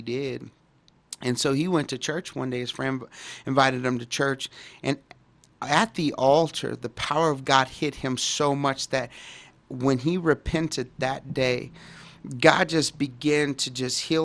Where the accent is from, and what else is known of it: Dallas, Texas, United States; born or raised there